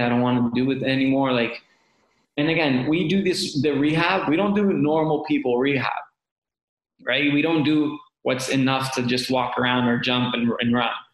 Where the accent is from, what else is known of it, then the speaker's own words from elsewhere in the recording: Canada; moved away; as a Canadian